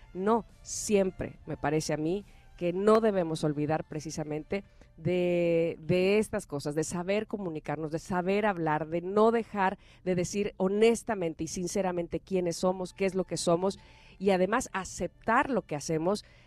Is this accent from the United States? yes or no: no; Mexico; Nosotros como mexicanos